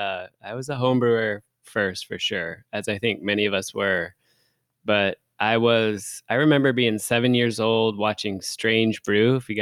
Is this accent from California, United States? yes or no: no; Renton, Washington, United States; So I grew up on the border between Bellevue and Renton.